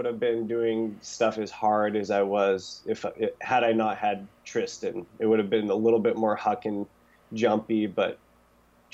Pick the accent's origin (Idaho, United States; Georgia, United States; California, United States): Idaho, United States; Grangeville; I was born in Grangeville, Idaho, at Mountain Syringa Hospital, 8 a.m.